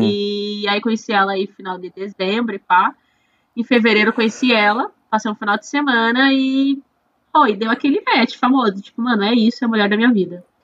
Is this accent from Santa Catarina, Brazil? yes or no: yes; Florianópolis, Santa Catarina, Brazil; eu sou aqui de Floripa